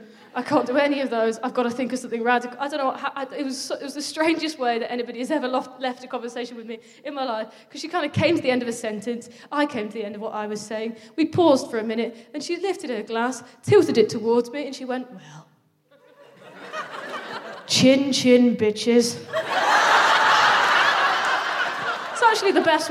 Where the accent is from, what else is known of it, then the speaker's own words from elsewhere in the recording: Midlands, United Kingdom; I like being from the Midlands